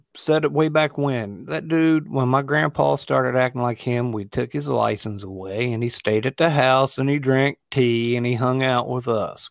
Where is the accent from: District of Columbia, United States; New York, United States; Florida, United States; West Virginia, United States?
West Virginia, United States; I grew up in West by God, Virginia